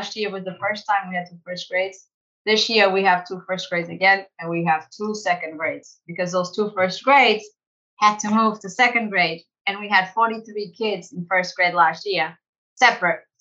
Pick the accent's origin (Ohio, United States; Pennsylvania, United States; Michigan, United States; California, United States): California, United States; San Diego; We have students from my hometown, San Diego.